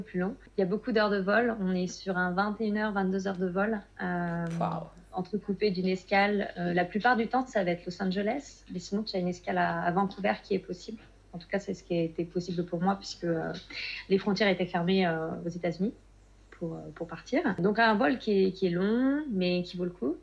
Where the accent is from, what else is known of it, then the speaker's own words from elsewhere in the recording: Nantes, Pays de la Loire, France; also born or lived in Spain; je suis nantaise